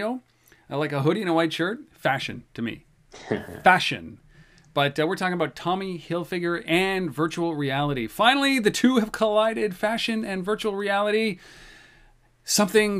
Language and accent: English; Canada; we're Canadian